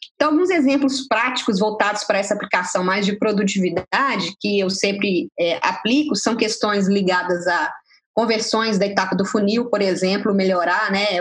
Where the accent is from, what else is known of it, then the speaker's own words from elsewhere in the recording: Minas Gerais, Brazil; como boa mineira